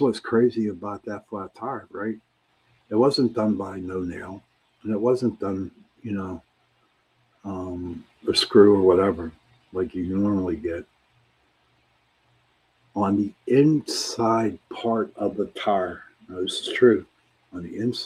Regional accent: Pittsburgh, Pennsylvania, United States; I'm from Pittsburgh, I'm from the city

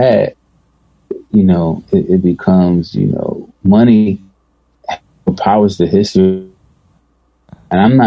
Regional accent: Philadelphia, Pennsylvania, United States; I'm from North Philly

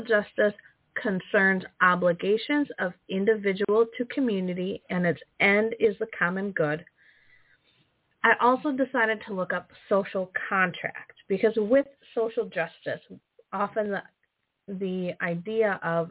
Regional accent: Wisconsin, United States; I'm from Wisconsin. We've had like minus 56 with wind chill

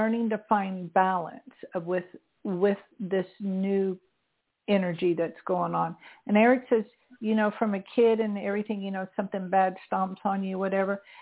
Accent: St. Petersburg, Florida, United States; moved away; I'm from St. Petersburg. My family still lives there.

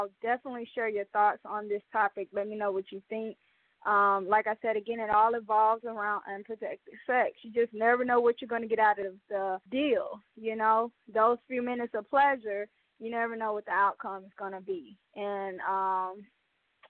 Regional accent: Mobile, Alabama, United States; a local artist from the Mobile, Alabama, Port City, Bay Area, my hometown.

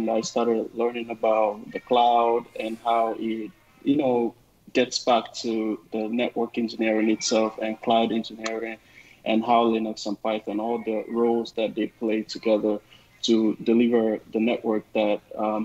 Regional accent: Nigeria; moved away as an adult; also born or lived in East Coast, United States; now in Seattle, United States; I'm originally from Nigeria, and I'm based out here in Seattle, United States.

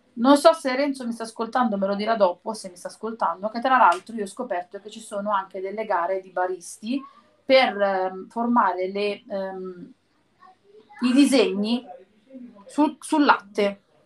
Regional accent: province of Naples, near Sorrento, Campania, Italy; sono nata nella provincia di Napoli e vicino a Sorrento

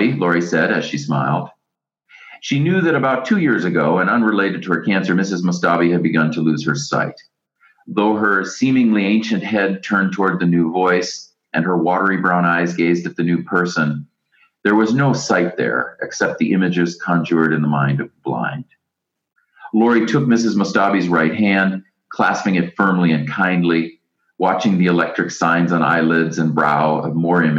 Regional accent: United States; even I, as an American

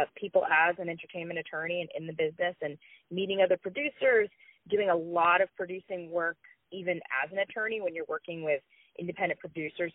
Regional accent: Connecticut, United States; also born or lived in New York; now in Los Angeles, United States; I'm from Connecticut originally, and then spent a lot of time in New York, in and around that area. I'm now in L.A., so I'm based here

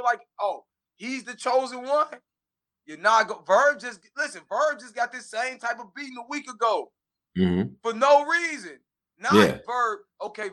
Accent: Midwest, United States; I'm from the Midwest.

